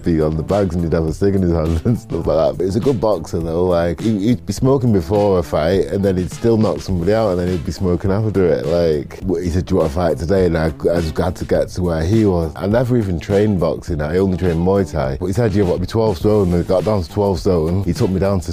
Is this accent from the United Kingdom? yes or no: yes; Disley, North West England, United Kingdom; also born or lived in Manchester; I was born in Manchester, but then I was adopted by a family in Disley, so I grew up in Disley